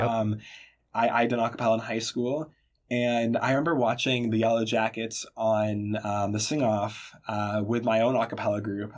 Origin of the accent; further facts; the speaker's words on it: Boston, Massachusetts, United States; I am from Boston, Massachusetts